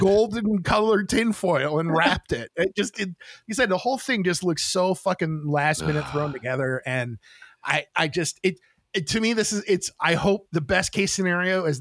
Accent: United States; as an American

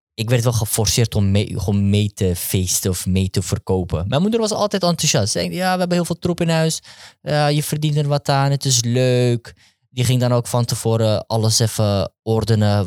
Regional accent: Amsterdam, North Holland, Netherlands; Ik ben opgegroeid in Amsterdam-West

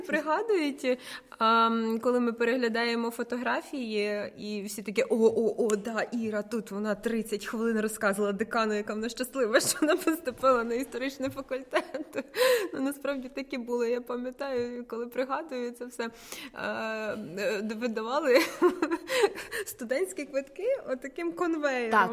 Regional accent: Ukraine; moved away as an adult; now in Kyiv, Ukraine; з периферійних містечок, звідки я родом

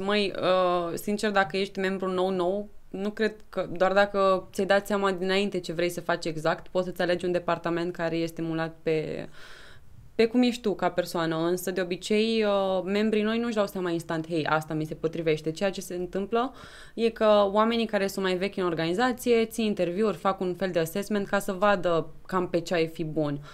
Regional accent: Câmpulung, Argeș, Romania; moved away as an adult; now in Bucharest, Romania; sunt din Câmpul Lung Moșel și sunt președinte NISEC România

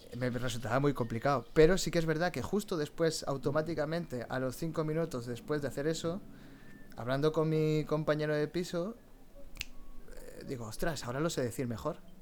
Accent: Valencia, Valencian Community, Spain; Yo que soy de Valencia

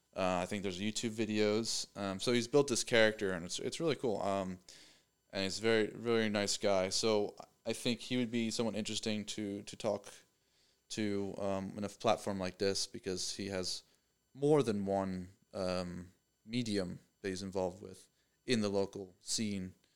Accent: Pennsylvania, United States; moved away as an adult; now in Knoxville, United States; I'm from Pennsylvania

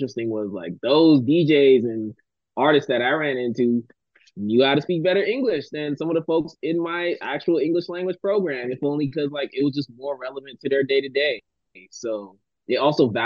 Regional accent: Miami, Florida, United States; moved away as an adult; now in Taiwan; I was from Miami, Florida, and mind you, 18 years there

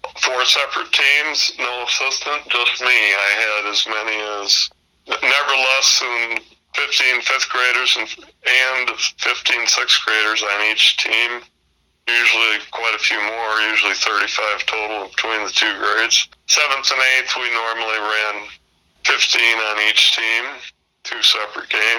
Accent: Morrison, Illinois, United States; I grew up in Morrison, Illinois

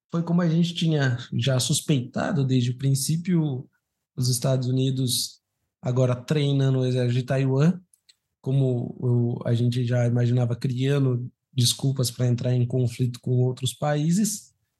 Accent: Brazil; eu fui criado no Brasil

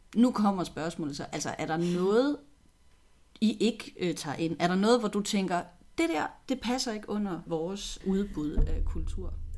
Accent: Odense, Southern Denmark, Denmark; jeg er født og opvokset i Odense

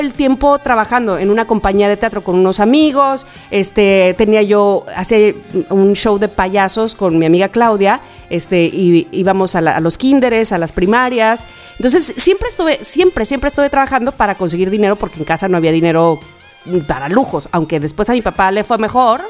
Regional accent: Veracruz, Mexico; also born or lived in Xalapa; hasta la calle Hernán Cortés 262, departamento 6, entre Hidalgo y Bravo, y que fue la casa donde yo, el departamento donde yo nací

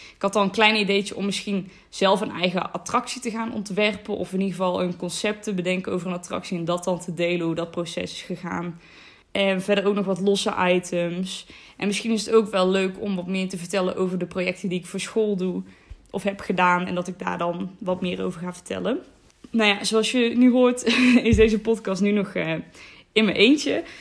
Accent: North Brabant, Netherlands; 19 jaar en ik kom uit Noord-Brabant

